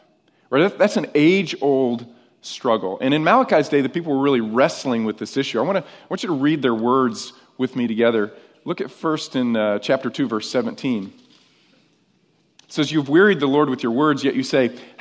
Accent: upstate New York, United States; moved away; I'm actually from upstate New York, but I spent my grade school years in New York

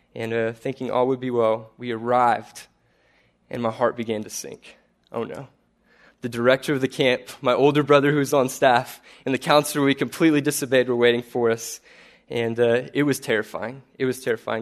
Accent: Corpus Christi, Texas, United States; I'm from Corpus Christi, graduated with history degree in two thousand eleven

